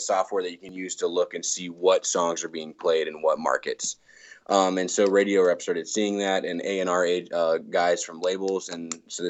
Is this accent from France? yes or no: no; Virginia, United States; also born or lived in England; growing up in Virginia, had a love for folk music.